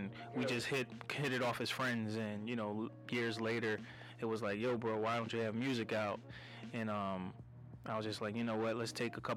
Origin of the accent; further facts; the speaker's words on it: Philadelphia, Pennsylvania, United States; I'm from Philly